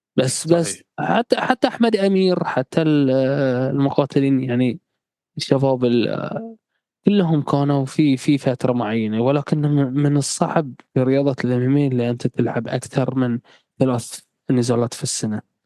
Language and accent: Arabic; Bahrain; احنا عندنا مثل بحرين